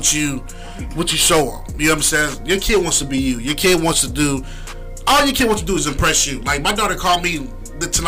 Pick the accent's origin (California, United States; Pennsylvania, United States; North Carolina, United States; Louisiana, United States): Pennsylvania, United States; Philadelphia; moved away; I grew up in Philadelphia. In the projects.